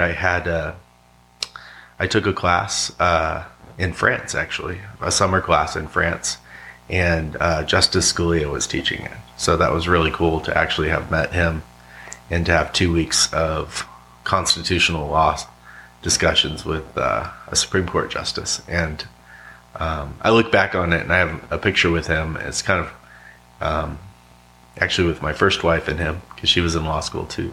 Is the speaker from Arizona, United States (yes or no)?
yes; Yuma, Arizona, United States; also born or lived in San Diego, California; now in Roanoke, United States; Originally uh, San Diego, uh, but I spent a lot of time growing up in Yuma, Arizona